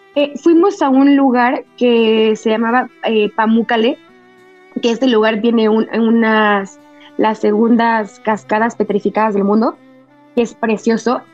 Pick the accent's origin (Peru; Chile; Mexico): Mexico; como buena mexicana